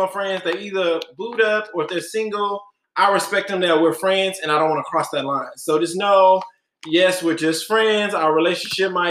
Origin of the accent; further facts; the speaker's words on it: Galveston, Texas, United States; now in Houston, United States; I'm from Galveston, the beach island where everything is chill, laid back. Grew up there pretty much until I went to college, so about 20 years, and then moved to Houston